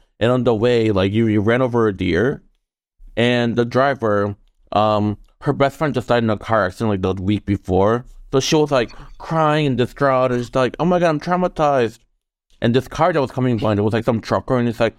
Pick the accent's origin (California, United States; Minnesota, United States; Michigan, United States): Michigan, United States; I'm from Michigan